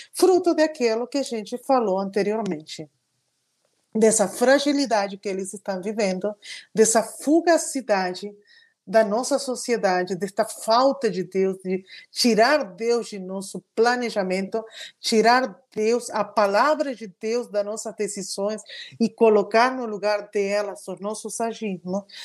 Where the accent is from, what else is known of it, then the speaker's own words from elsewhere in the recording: Argentina; Portuguese is a second language; now in São Paulo, Brazil; eu sou argentina